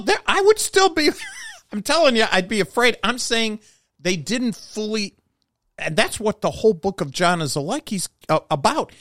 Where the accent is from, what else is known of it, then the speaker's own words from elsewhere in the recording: United States; as an American